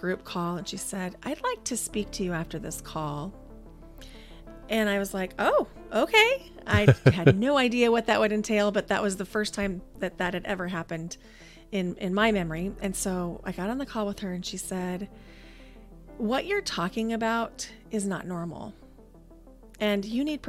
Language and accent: English; Nebraska, United States; moved away as an adult; also born or lived in Idaho; I grew up in Nebraska, but I found myself in Idaho beginning in 2004